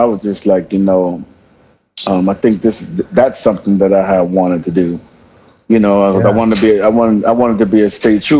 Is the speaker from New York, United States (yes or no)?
yes; New York, United States; I grew up in New York, born and raised in the BX.